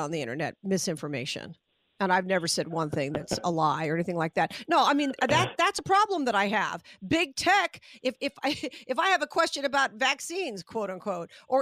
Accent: Las Vegas, Nevada, United States; I'm from Vegas

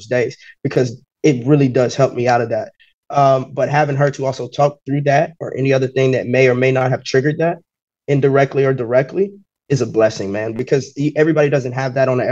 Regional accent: West Virginia, United States; As a black female, I'm born and raised in West Virginia

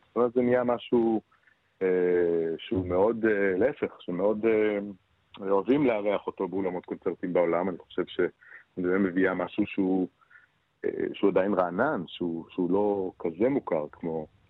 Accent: Beersheba, Southern District, Israel; born or raised there

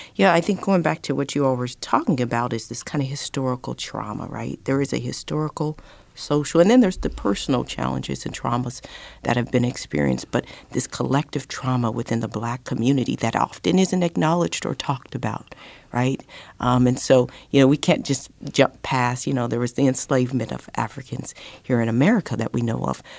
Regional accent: Colorado, United States; I grew up in Colorado

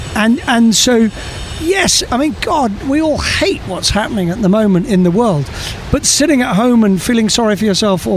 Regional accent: Scotland, United Kingdom; moved away as an adult; now in United States; I actually used to describe myself as a Scotsman

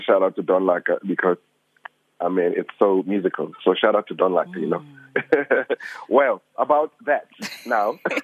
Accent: Soweto, Gauteng, South Africa; I'm just a kid from Soweto.

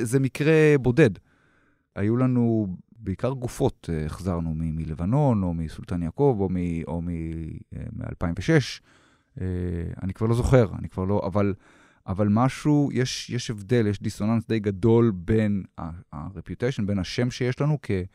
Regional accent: Israel; אני אזרח ישראלי

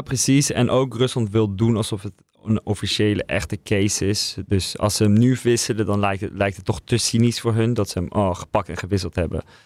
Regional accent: Netherlands; also born or lived in Russia; als Nederlander, als journalist voor een Britse krant

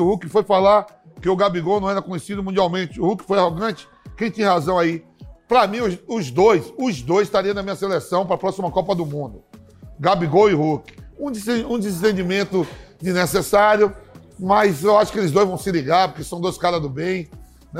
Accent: Northeast Region, Brazil; eu sou nordestino

